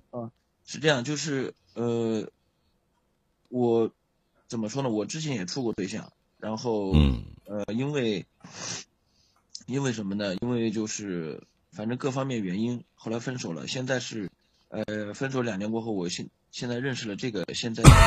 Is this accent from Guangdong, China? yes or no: no; Jiangsu, China; 我是江苏的